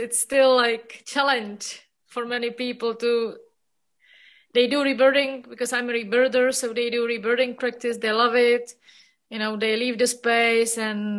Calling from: Prague, Czechia; Hello, I'm calling from Prague.

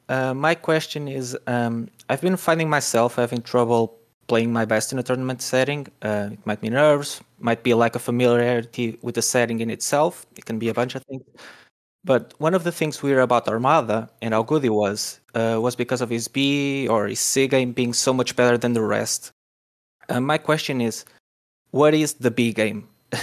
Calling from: Portugal; I'm calling in from Portugal.

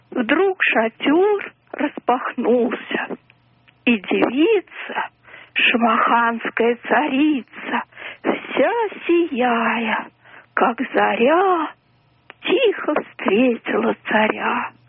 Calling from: Moscow, Russia; Я из Москвы вам звоню.

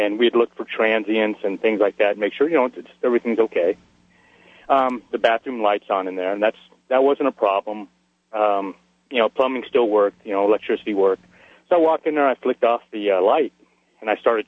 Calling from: Dugway, Utah, United States; also born or lived in Southern California; I'm calling from Dugway Proving Grounds in Utah

